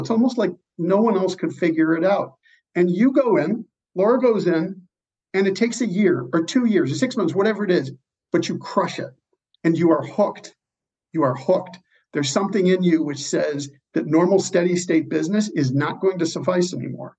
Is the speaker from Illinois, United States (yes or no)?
yes; Chicago, Illinois, United States; my hometown of Chicago